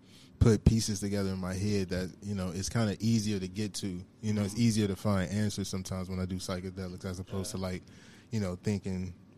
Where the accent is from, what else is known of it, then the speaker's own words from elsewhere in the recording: Chicago, Illinois, United States; Southside, Chicago. I would say 84th and Ingleside. That's where I really primarily grew up. Went to school in, in the charter school in Woodlawn.